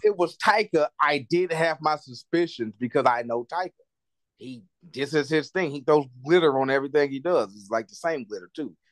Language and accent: English; United States; I'm an American